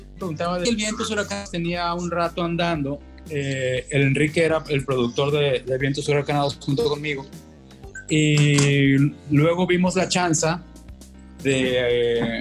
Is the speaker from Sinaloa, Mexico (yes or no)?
yes; Culiacán, Sinaloa, Mexico; also born or lived in Monterrey; todo el pinche Culiacán, ¿qué es? Pues el rancho chico, güey. Somos pues norteños, provincianos.